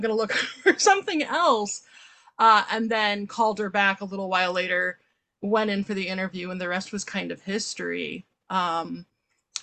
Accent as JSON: {"language": "English", "region": "Maryland", "country": "United States", "tie": "born or raised there", "moved": "yes", "lives_now": "Chicago, United States", "said": "We lived in Maryland"}